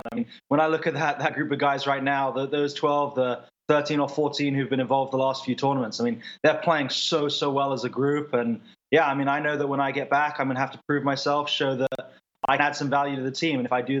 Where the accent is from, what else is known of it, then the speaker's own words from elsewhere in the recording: England, United Kingdom; My parents live in Boston now, but I grew up in England